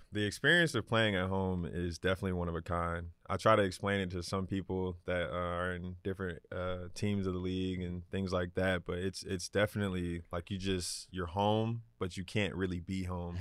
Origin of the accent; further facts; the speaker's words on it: Atlanta, Georgia, United States; Growing up on the west side of Atlanta, my most memorable things that I remember growing up was definitely the Falcons games.